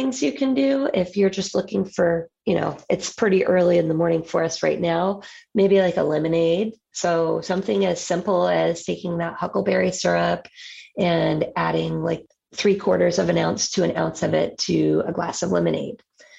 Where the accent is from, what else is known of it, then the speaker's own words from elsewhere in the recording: Atlanta, Georgia, United States; now in Tampa, United States; No, I'm originally from Atlanta, but my family moved here. I would say I got here like almost all of the other non-native Floridians.